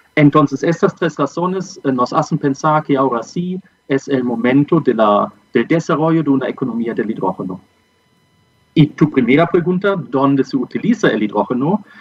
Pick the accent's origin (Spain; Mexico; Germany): Germany; accent: German; Spanish is a second language; moved away as an adult; also born or lived in Peru / Colombia; now in Santiago, Chile; soy de origen alemán. creo que el äh, acento que tengo también lo indica